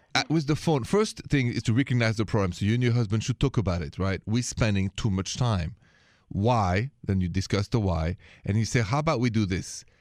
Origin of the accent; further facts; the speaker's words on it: Paris, Île-de-France, France; accent: French; moved away; And my accent is French. I was born and raised in, in Paris, France.